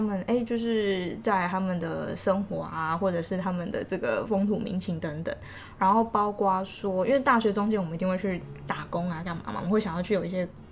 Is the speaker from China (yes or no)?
no; Taiwan; 我们台湾人